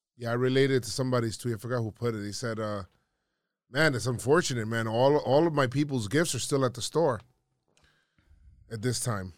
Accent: New York City, New York, United States; I lived in the Bronx, I grew up in the Bronx

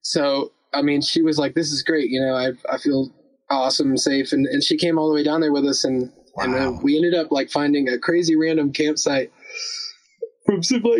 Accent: United States; also born or lived in North Carolina / Alabama; I was raised both in North Carolina and Alabama

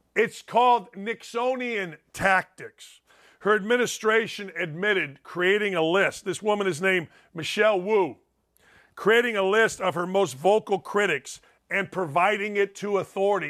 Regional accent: Gary, Indiana, United States; I'm from Gary, Indiana

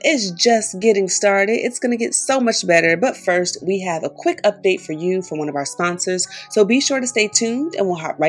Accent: Philadelphia, Pennsylvania, United States; Now, I'm from the East Coast, y'all. I'm from Philly.

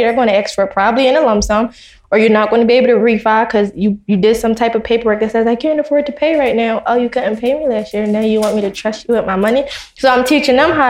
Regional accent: Philadelphia, Pennsylvania, United States; We're from Philadelphia

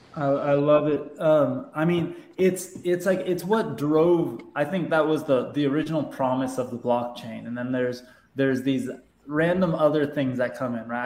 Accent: Southern California, United States; growing up in Southern California

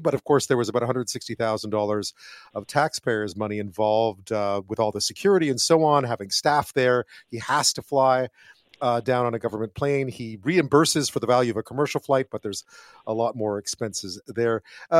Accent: Montreal, Quebec, Canada; I grew up in Montreal, so I know where he grew up.

